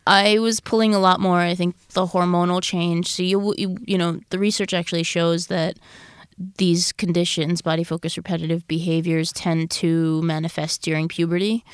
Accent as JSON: {"language": "English", "area": "Long Island", "region": "New York", "country": "United States", "tie": "born or raised there", "said": "I grew up in Long Island, New York"}